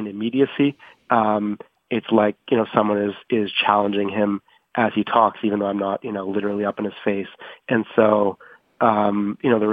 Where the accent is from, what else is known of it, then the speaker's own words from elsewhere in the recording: Canada; moved away as an adult; now in Washington, United States; as a Canadian correspondent in Washington